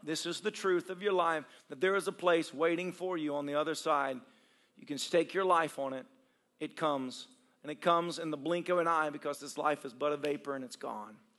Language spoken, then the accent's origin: English; Tennessee, United States; moved away; I grew up in Tennessee